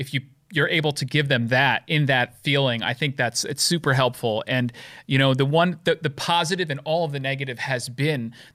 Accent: downstate New York, United States; moved away as an adult; now in upstate New York, United States; I am from New York, originally downstate. I moved upstate about what now 10 years.

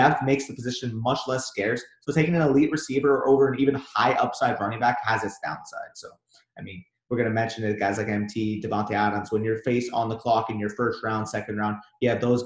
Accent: Canada; We're from Canada

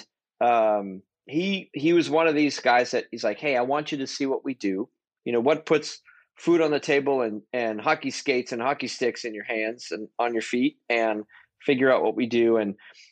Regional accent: Boston, Massachusetts, United States; growing up in Boston, Massachusetts

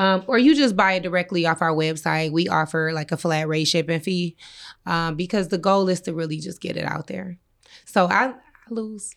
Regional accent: Inkster, Michigan, United States; I'm from Inkster.

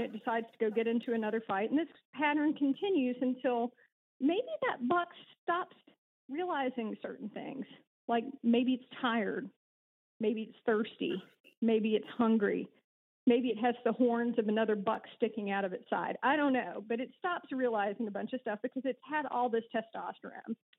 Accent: Alabama, United States; accent: twang; moved away as an adult; also born or lived in Kentucky / Massachusetts / Nashville; There is just a hint of twang in my voice, which will reveal me to uh, to have been born and raised in South and Alabama, actually lived there, went to high school there

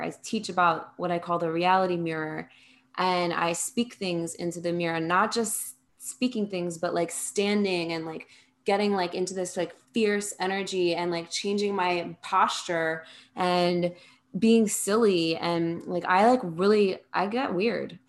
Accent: New Jersey, United States; moved away as an adult; also born or lived in New York City; I'm from New Jersey, so that's where I was before then. And I moved to New York City

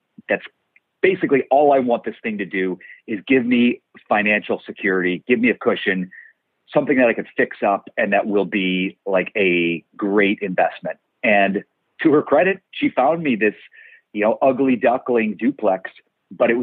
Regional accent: Cleveland, Ohio, United States; moved away as an adult; also born or lived in New York; now in Los Angeles, United States; I'm from Ohio, Cleveland, Ohio.

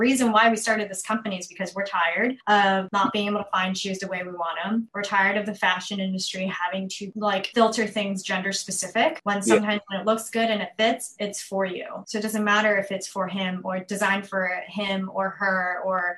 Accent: New York City, New York, United States; I'm originally from Queens, New York.

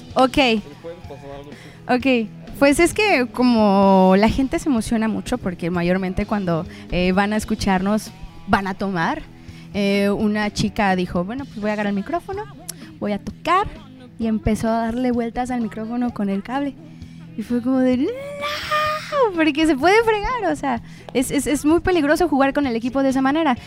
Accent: Puerto Vallarta, Jalisco, Mexico; yo soy de aquí de Puerto Vallarta

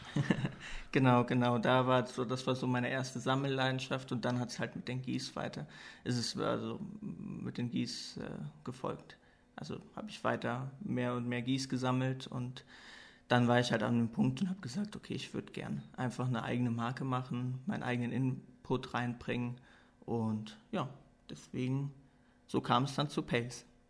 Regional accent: Koblenz, Rhineland-Palatinate, Germany; moved away as an adult; also born or lived in Cologne; now in Luxembourg; Ich komme ursprünglich aus Koblenz, bin 27 Jahre alt, habe dann nach meinem Abitur in äh, Köln studiert und wohne jetzt seit knapp anderthalb Jahren hier in Luxemburg

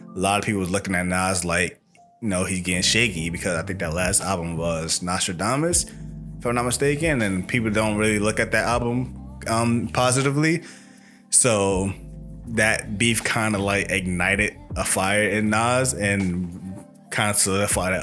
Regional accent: New York City, New York, United States; I'm from Brooklyn too.

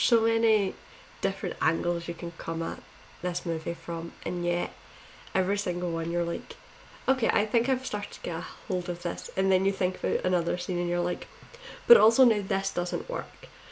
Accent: Scotland, United Kingdom; I'm from Scotland, obviously

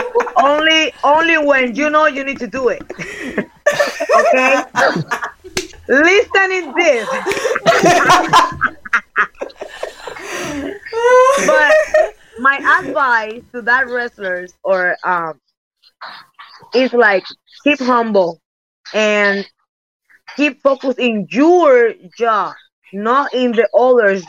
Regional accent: Puerto Rico; English is a second language; moved away as an adult; also born or lived in Japan / United States; I'm came from Puerto Rico

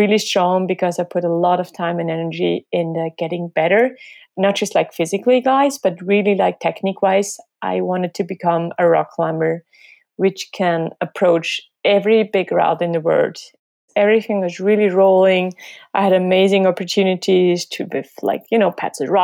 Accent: Switzerland; I'm from Switzerland

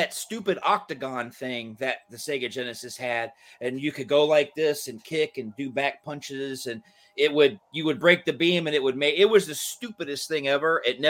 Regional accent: Georgia, United States; I grew up in Georgia, We had the Atlanta Flames for a little bit, and then they moved to Calgary.

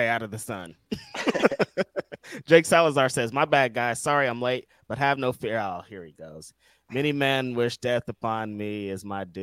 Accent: California, United States; I'm from California

